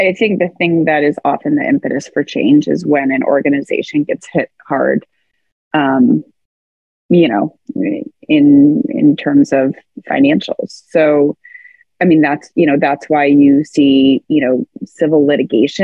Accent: United States; especially as like an American

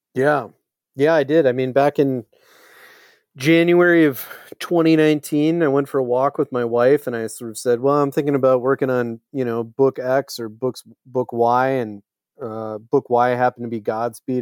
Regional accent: Eau Claire, Wisconsin, United States; growing up in Eau Claire, Wisconsin

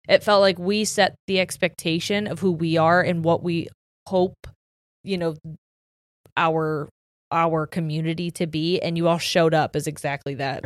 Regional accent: Ohio, United States; we're from Ohio

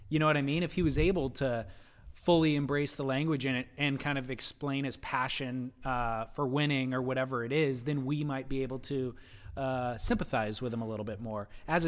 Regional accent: New Jersey, United States; now in California, United States; I took up surfing at a young age in New Jersey, my home state, and fell in love with the surf culture of Okinawa, my first duty station, and finally made roots here in Southern California in 2006.

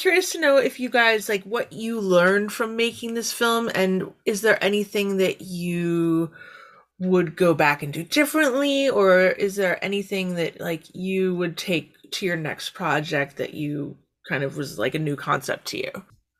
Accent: Canada; As a Canadian

